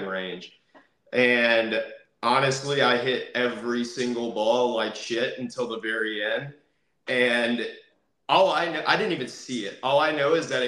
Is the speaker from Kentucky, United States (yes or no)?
yes; Kentucky, United States; now in Florida, United States; So originally, I'm from Kentucky. I'm a Kentucky boy up in here.